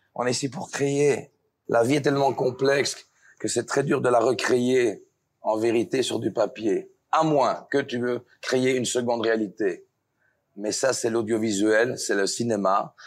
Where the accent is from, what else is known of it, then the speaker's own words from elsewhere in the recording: Belgium; je suis de la Belgique, je viens de la ferme